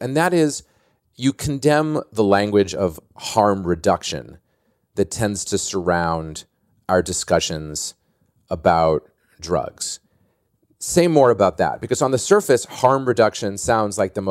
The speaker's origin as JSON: {"language": "English", "town": "Boston", "region": "Massachusetts", "country": "United States", "tie": "born or raised there", "said": "I'm from Boston and grew up as a big Celtics fan."}